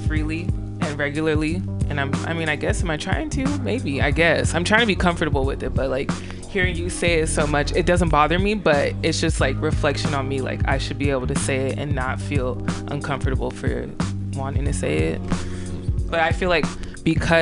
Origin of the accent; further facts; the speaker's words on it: Covina, California, United States; moved away; I grew up in a white ass neighborhood